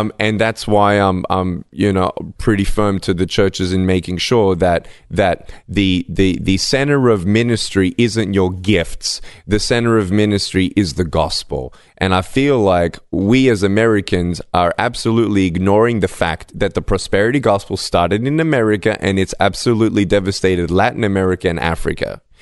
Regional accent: Melbourne, Victoria, Australia; I was born in Melbourne, Australia, without limbs

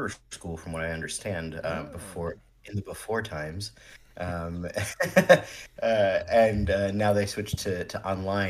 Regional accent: central New Jersey, United States; also born or lived in New York; I was born in Jersey City, and I was raised in central Jersey in a sort of smaller town.

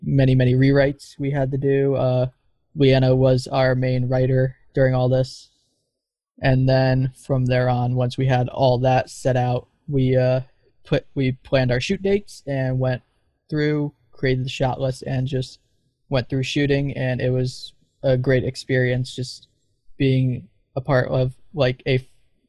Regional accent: East Haven, Connecticut, United States; I'm from East Haven, Connecticut

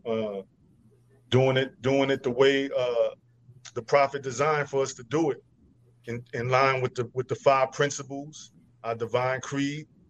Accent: New York City, New York, United States; I'm from Brooklyn

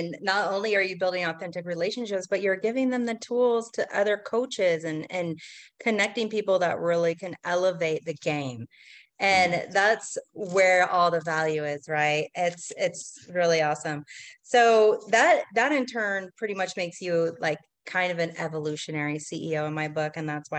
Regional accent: Portland, Oregon, United States; you know, I'm kind of from Portland too.

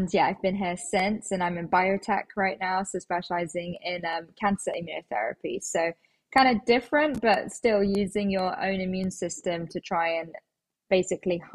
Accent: London, United Kingdom; I am actually a born and bred Londoner.

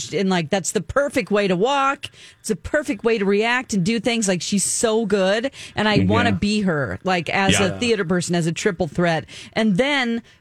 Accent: California, United States; I'm a Californian

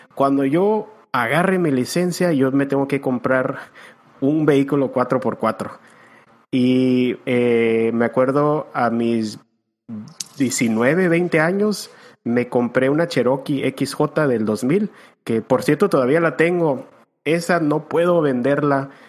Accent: Tijuana, Baja California, Mexico; also born or lived in San Diego; yo me acuerdo que desde los 10, 11 años se compró su Jeep y nos llevaban aquí en Tijuana. yo soy de San Diego, en Tijuana

